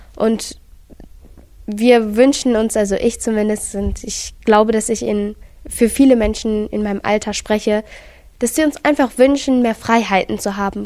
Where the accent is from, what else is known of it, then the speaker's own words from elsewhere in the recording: Gelsenkirchen, North Rhine-Westphalia, Germany; bei uns in Gelsenkirchen